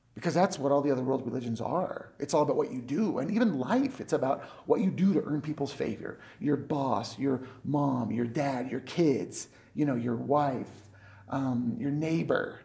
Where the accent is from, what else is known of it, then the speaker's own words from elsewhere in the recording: United States; also born or lived in Colorado; I'm an American, so of course I'm going to go to church.